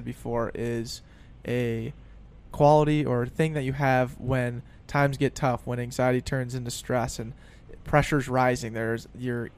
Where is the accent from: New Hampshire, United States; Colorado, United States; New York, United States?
Colorado, United States; now in Minneapolis, United States; I'm from Colorado